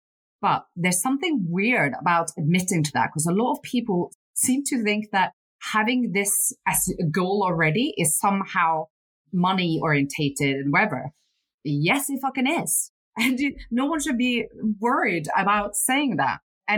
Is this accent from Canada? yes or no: no; Northern Norway, Norway; born there; So I was born in Northern Norway, and my mum was alcoholic and my dad was a fisherman.